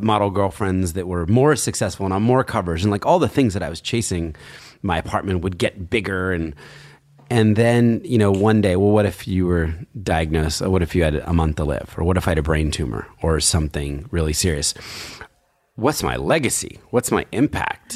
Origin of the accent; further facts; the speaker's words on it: New Jersey, United States; now in New York, United States; I was growing up in Jersey, so really unremarkable, you know, kind of, sort of rural area